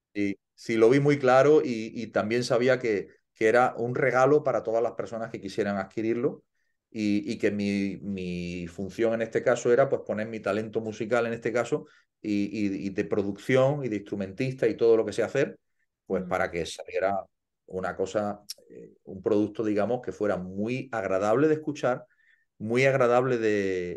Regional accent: Andalusia, Spain; siendo español y andaluz

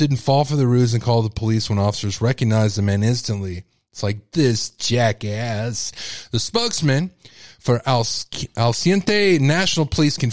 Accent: Texas, United States; I'm a Texan and we love our catfish. Okay. It's like a delicacy like you wouldn't believe here

